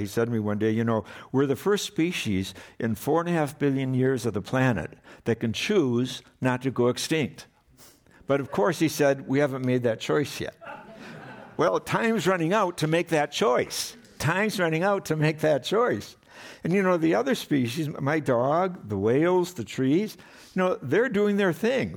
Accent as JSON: {"language": "English", "town": "Madison", "region": "Wisconsin", "country": "United States", "tie": "born or raised there", "said": "I grew up in Wisconsin"}